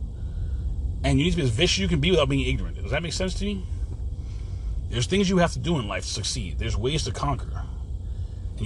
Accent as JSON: {"language": "English", "country": "United States", "also_born_or_lived": "Florida", "said": "I'm an American made American"}